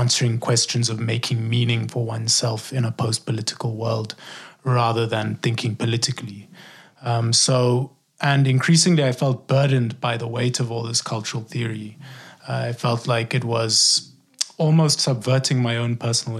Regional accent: South Africa; also born or lived in Eswatini; I'm from South Africa

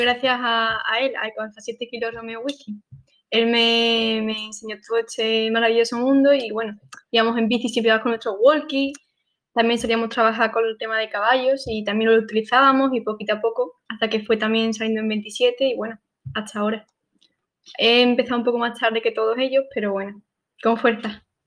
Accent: Sanlúcar de Barrameda, Andalusia, Spain; yo soy de Sanlúcar y vivo en una zona un poco complicada

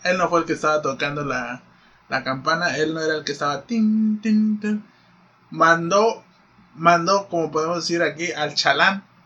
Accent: Mexico; siendo mexicanos

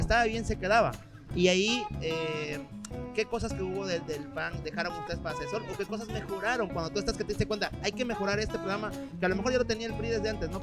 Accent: Veracruz, Mexico; como decimos los jarochos

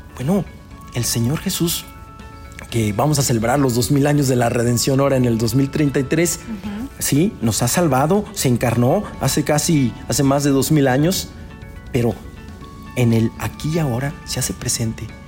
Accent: Río Verde, San Luis Potosí, Mexico; yo soy de Río Verde, hay muchos, muchos paisanos que están en Estados Unidos

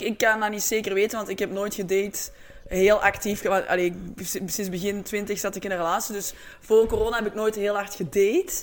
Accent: Antwerp, Flanders, Belgium; We zijn eigenlijk alle twee van Antwerpen

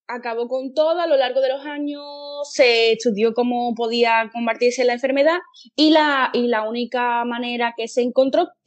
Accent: Seville, Andalusia, Spain; yo como, soy de Sevilla, nunca he visitado Cártama

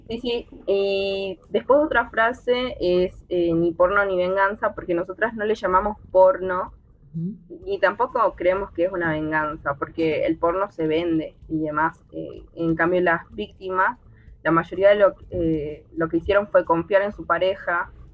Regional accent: Jujuy, Argentina; yo soy de la provincia de Jujuy

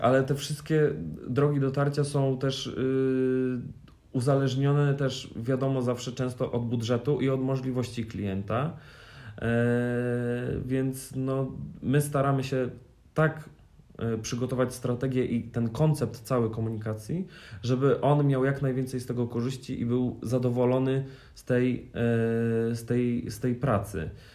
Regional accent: Warsaw, Masovian Voivodeship, Poland; ja jestem z Warszawy

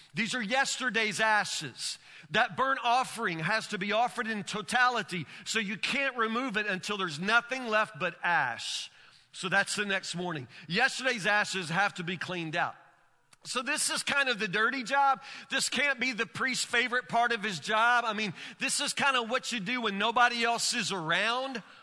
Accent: Woodburn, United States; I'm from Woodburn

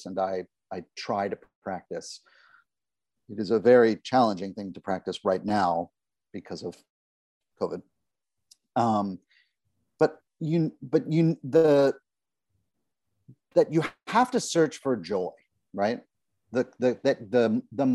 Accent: New York, United States; I love the New York Times. I love that it's my hometown newspaper

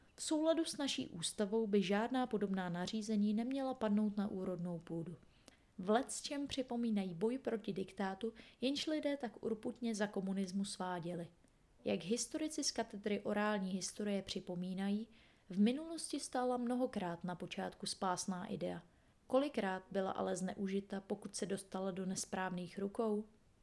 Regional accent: Czechia; my Češi

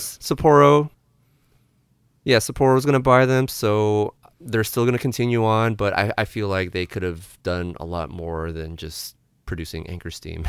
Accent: San Diego, California, United States; now in San Francisco, United States; I'm from San Diego

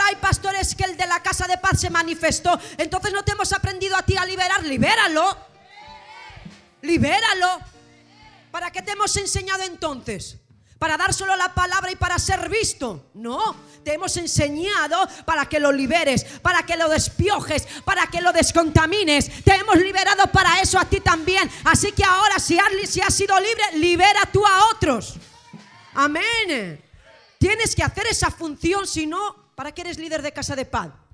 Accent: Gijón, Asturias, Spain; soy de Gijón, Asturias, España

